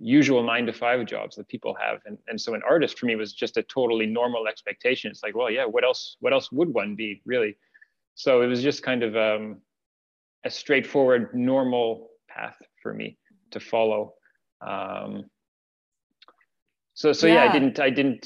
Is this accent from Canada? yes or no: yes; Ottawa, Ontario, Canada; moved away as an adult; also born or lived in Finland; now in Montreal, Canada; I grew up in Ottawa